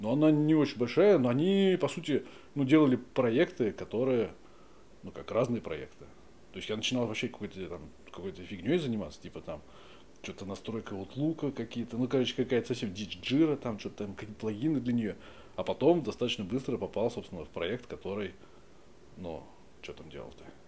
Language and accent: Russian; Moscow, Russia; Родился в Москве. Ну, здесь, недалеко, на судостроительной.